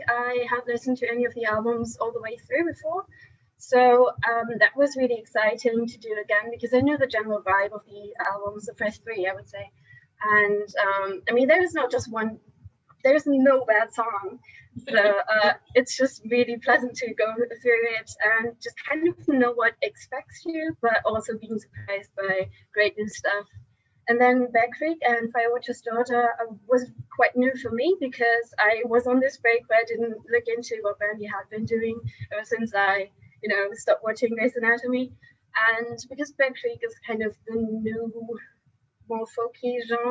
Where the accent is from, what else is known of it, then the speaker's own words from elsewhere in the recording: Cologne, North Rhine-Westphalia, Germany; I'm from Germany, from Cologne to be precise